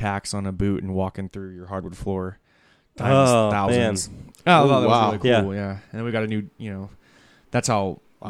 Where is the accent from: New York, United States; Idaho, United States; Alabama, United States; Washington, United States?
Washington, United States; So our senior skip day, we went to a Mariners game because my hometown is Washington.